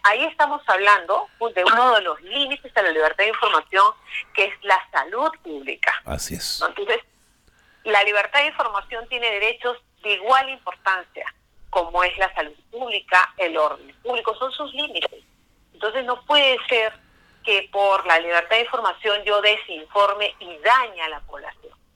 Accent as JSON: {"language": "Spanish", "country": "Peru", "said": "nosotros como peruanos"}